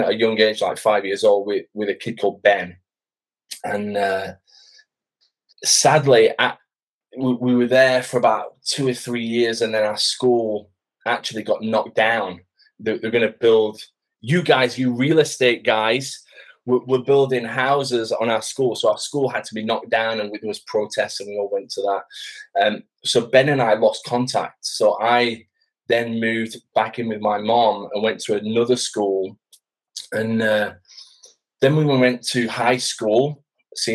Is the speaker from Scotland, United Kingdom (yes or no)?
no; Sheffield, Yorkshire and the Humber, United Kingdom; moved away as an adult; now in Basingstoke, United Kingdom; I'm originally from Sheffield, the north of England.